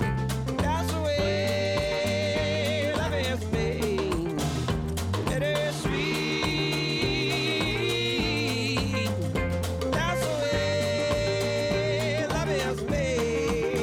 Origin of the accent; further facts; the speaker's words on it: Chicago, Illinois, United States; growing up in Chicago